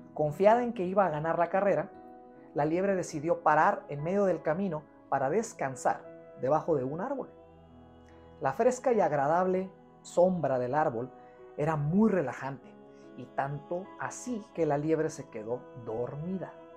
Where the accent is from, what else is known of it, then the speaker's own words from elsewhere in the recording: Guadalajara, Jalisco, Mexico; yo soy de Guadalajara